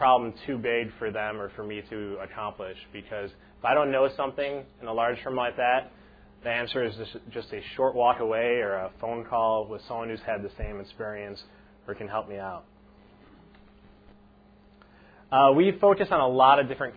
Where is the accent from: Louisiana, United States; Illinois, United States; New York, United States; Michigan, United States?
Illinois, United States; Evergreen Park; I was born and raised in Evergreen Park, graduated from Evergreen Park High School